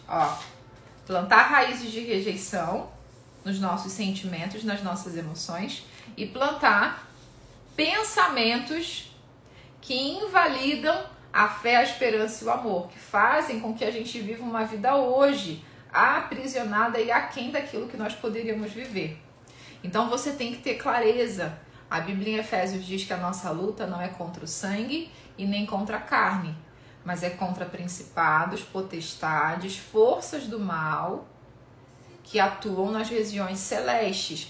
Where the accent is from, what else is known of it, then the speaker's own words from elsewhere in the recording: Rio de Janeiro, Brazil; eu sou carioca